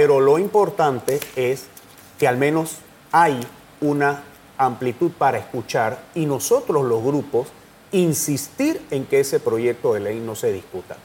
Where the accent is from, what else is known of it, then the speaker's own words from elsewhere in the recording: Tolé, Chiriquí, Panama; yo que soy de Tolé, en la provincia de Chiriquí